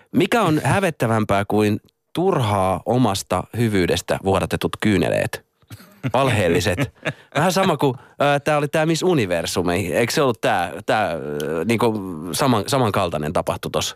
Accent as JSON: {"language": "Finnish", "town": "Hollola", "region": "Päijät-Häme", "country": "Finland", "tie": "born or raised there", "moved": "yes", "said": "mähän oon itse tota Hollalasta"}